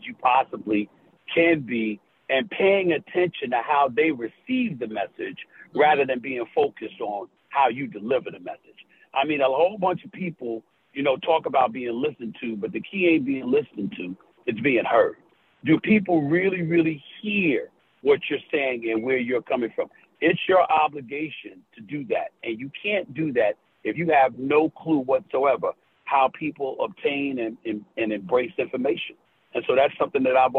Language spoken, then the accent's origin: English; New York City, New York, United States; Born and raised in New York City